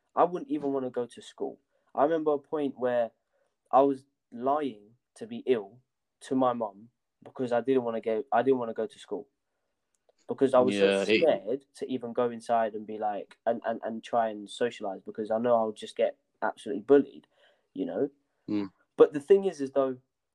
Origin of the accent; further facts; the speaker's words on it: Kenya; moved away; I was born in Kenya